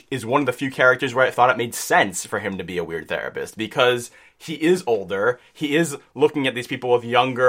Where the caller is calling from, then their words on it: New York, United States; I'm from New York.